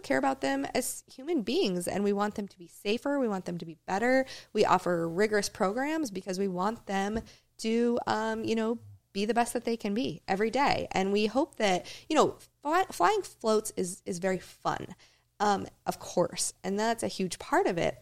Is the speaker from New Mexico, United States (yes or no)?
no; Talkeetna, Alaska, United States; I grew up flying with him in Talkeetna, is where I was born.